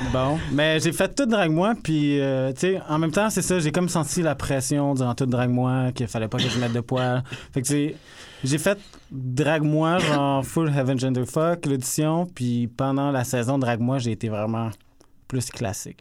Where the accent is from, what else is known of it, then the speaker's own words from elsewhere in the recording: Saguenay, Quebec, Canada; moved away as an adult; now in Montreal, Canada; petit gars du Saguenay.